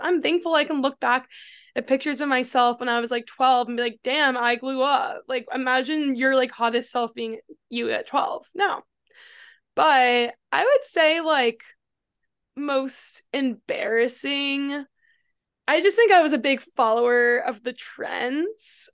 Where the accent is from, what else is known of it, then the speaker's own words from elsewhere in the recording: New York, United States; moved away as an adult; also born or lived in Austin, Texas; I'm originally from New York, but I lived in Austin for six years